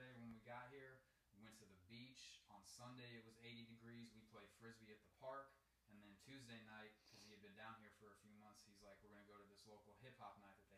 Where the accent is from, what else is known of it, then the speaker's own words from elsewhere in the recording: Indianapolis, Indiana, United States; moved away as an adult; now in Savannah, United States; I'm originally from Indianapolis, Indiana